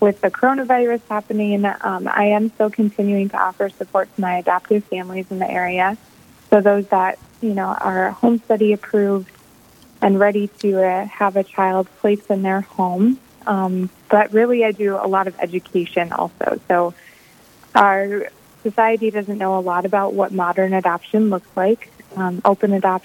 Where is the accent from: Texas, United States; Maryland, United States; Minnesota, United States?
Minnesota, United States; St. Paul; now in Bismarck, United States; I'm originally from St. Paul, Minnesota, but I now live in Bismarck with my husband